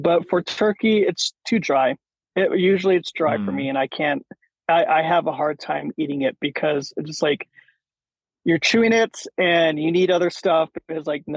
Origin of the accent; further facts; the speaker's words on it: United States; I'm Native American, so that makes me double American